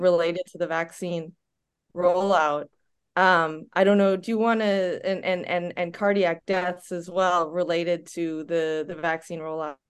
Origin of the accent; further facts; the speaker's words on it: United States; moved away as an adult; also born or lived in Denmark; i'm from the us as well